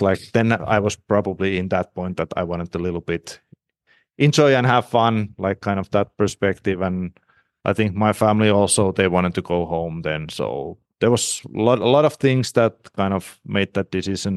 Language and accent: English; Rauma, Southwest Finland, Finland; English is a second language; moved away as an adult; also born or lived in Mora, Sweden / Kazan, Russia; now in Mannheim, Germany; we are both from Rauma